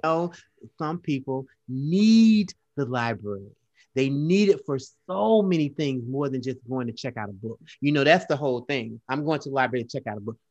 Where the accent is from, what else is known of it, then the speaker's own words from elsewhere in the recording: Florida, United States; moved away; we grew up in Florida together, in, in Belgrade